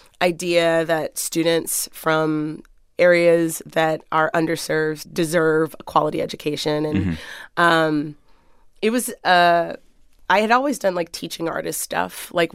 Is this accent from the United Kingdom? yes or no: no; Waldorf, Maryland, United States; mostly I feel like wherever you go to prom is like where you're from. that for me, that was Maryland, Southern Maryland, and Waldorf.